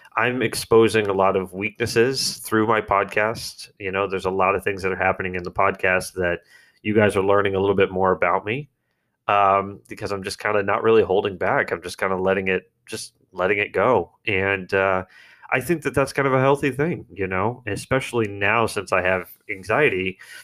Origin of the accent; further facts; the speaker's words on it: United States; I'm an American.